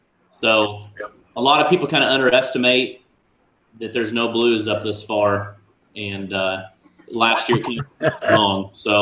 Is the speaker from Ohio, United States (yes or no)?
no; Warsaw, Illinois, United States; the Warsaw, Illinois tournament is my hometown